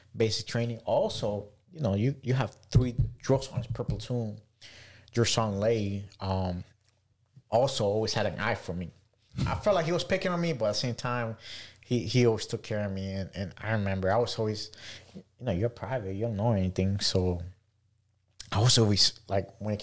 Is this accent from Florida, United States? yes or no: yes; Miami, Florida, United States; moved away as an adult; also born or lived in Venezuela / Charlotte, North Carolina; born in Venezuela, came to the States back in 1999, and I grew up in Miami, but lived throughout Florida